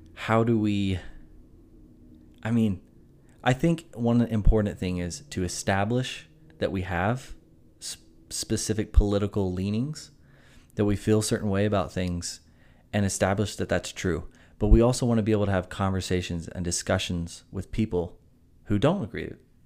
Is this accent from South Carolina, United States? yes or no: yes; Greenville, South Carolina, United States; born and raised in Greenville, South Carolina